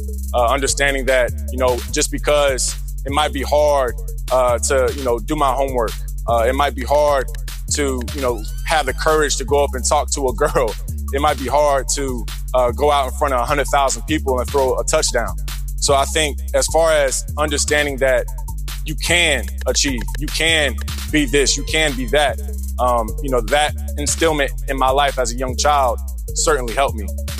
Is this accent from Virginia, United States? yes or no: yes; Virginia Beach, Virginia, United States; I grew up here in Virginia Beach, Woodstock area in College Park.